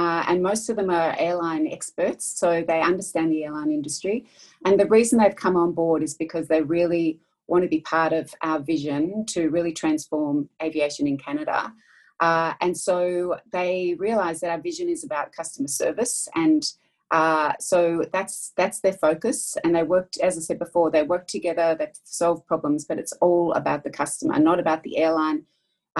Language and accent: English; Melbourne, Victoria, Australia; I'm from Australia, as you can probably hear